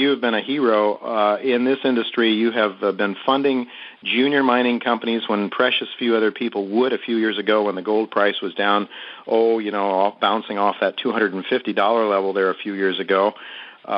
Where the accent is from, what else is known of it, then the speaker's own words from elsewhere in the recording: United States; As an American who covers the natural resources markets